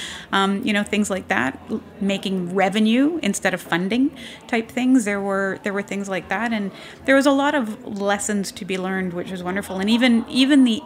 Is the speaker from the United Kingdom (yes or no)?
no; Canada; accent: Canadian; now in United States; because I am Canadian, even though I got my citizenship, I'm a good American now.